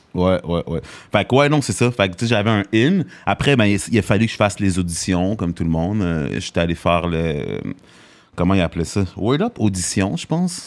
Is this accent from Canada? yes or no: yes; Montreal, Quebec, Canada; also born or lived in Greenfield Park, Quebec; je suis né dans Hochelaga, Maisonneuve